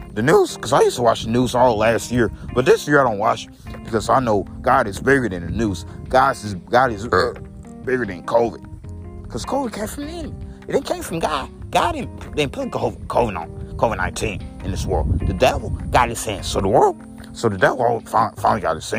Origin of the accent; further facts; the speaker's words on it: United States; I'm American